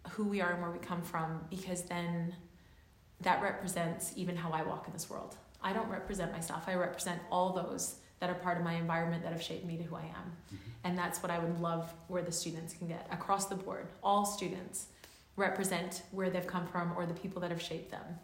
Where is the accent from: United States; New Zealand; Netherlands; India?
New Zealand; Auckland; also born or lived in Canada; I've been raised on the west coast here in Canada, and I've been raised, I was born in Auckland, uh, and I've always gone back and forth.